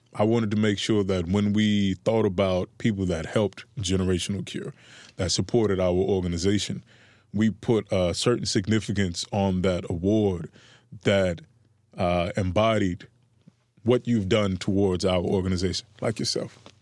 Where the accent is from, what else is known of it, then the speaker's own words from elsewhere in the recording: Miami, Florida, United States; I come from Liberty City during the era of, uh, this, I believe, was the post-Coke epidemic